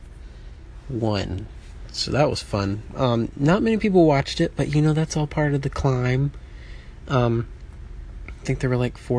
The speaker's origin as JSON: {"language": "English", "town": "Birmingham", "region": "Alabama", "country": "United States", "tie": "born or raised there", "moved": "yes", "said": "Growing up in Birmingham, Alabama"}